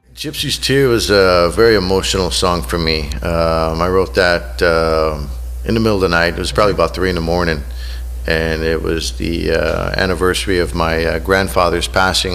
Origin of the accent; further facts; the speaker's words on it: Southern California, United States; moved away as an adult; also born or lived in Newport Beach, California; now in Seattle, United States; I'm originally from Southern California, where right. we get sunshine pretty much year round